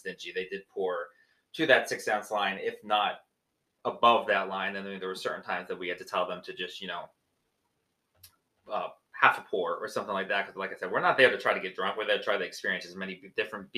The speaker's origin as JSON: {"language": "English", "region": "New Jersey", "country": "United States", "said": "we're from New Jersey and we're minimum an hour and a half from New York"}